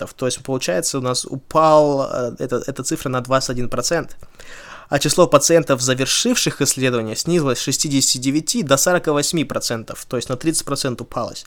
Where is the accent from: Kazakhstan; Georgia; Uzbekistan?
Kazakhstan; moved away; я из Казахстана